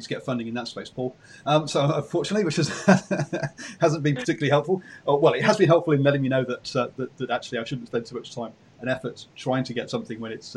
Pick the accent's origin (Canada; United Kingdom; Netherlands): United Kingdom; England; being English